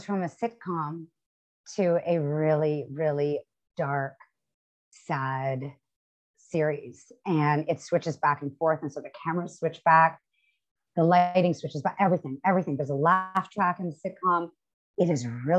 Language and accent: English; Canada; as a Canadian